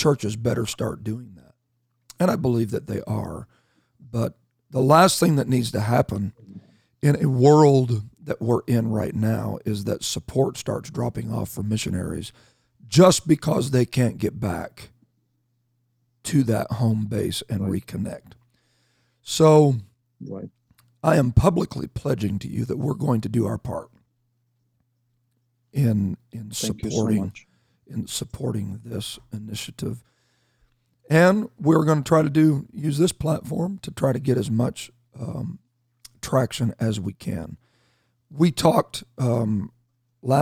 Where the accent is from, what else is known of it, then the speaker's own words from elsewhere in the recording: Canada; I'm Canadian